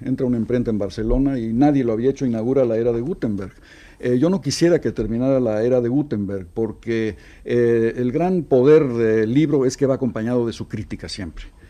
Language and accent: Spanish; Mexico